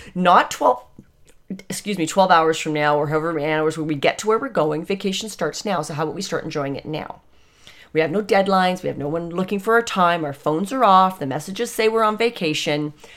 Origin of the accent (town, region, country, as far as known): Canada